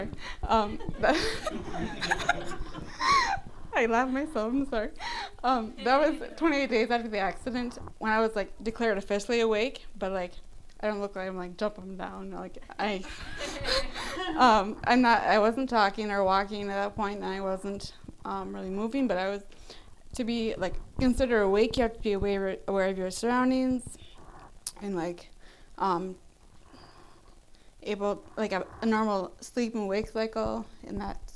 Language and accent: English; Rice Lake, Wisconsin, United States; Rice Lake, my hometown in Wisconsin